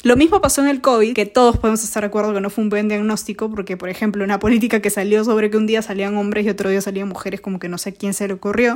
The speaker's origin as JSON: {"language": "Spanish", "country": "Peru", "said": "como peruanos debemos preocuparnos"}